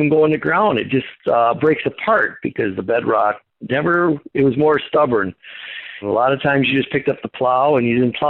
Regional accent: North Prairie, Wisconsin, United States; moved away as an adult; now in Jackson, United States; moved into the Jackson area in 1982 from a family farm. I grew up in North Prairie, and that was mostly gravel.

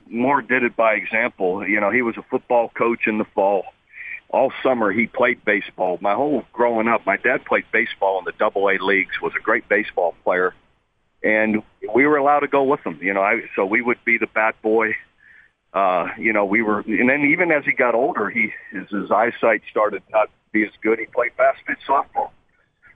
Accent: Ohio, United States; moved away as an adult; also born or lived in Iowa; you go from a steel mill town growing up in Ohio to out to the Midwest to Iowa

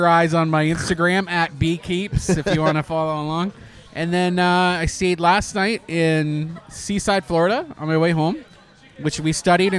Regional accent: Canada; now in Orlando, United States; I'm Canadian.

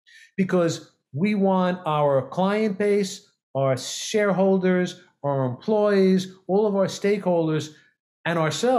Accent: New York City, New York, United States; I grew up in New York City, so I can speak quick.

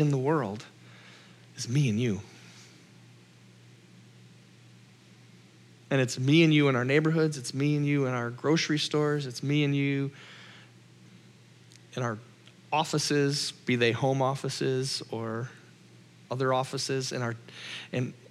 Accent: Minnesota, United States; I'm Minnesotan

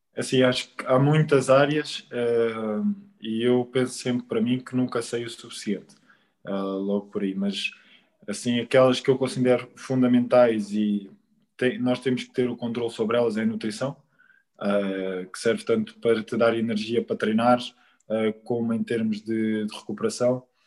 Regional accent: Quarteira, Algarve, Portugal; moved away; no Quarteirense, um clube do Algarve, da terra onde, onde, eu, onde eu cresci

